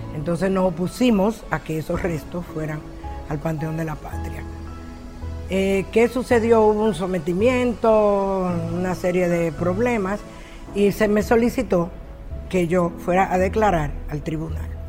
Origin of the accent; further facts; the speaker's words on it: Dominican Republic; como dominicana